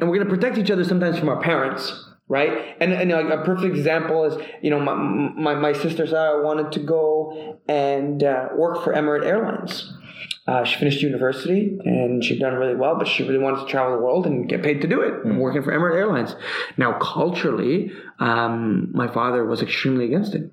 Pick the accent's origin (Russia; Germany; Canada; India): Canada; I'm Canadian.